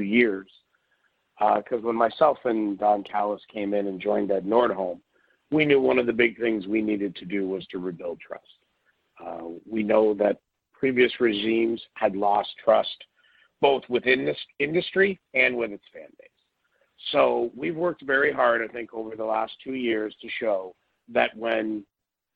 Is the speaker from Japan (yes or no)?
no; Canada; being Canadian